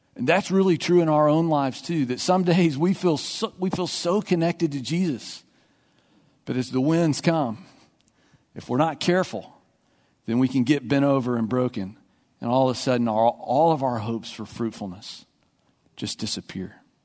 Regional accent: Texas, United States; I grew up in Texas

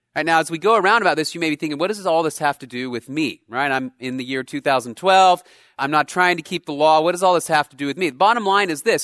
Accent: Texas, United States; I was born in the United States of America, in Texas, of all places

